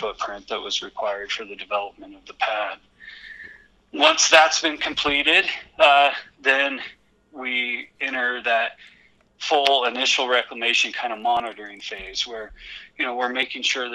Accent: Western Colorado, United States; I grew up with it in Western Colorado, you know, during the late 90s, early 2000s

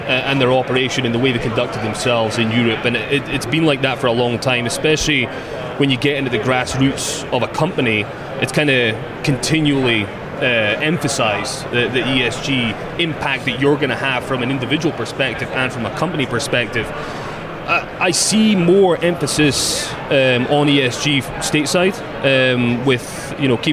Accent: Scotland, United Kingdom; moved away; I'm from Scotland

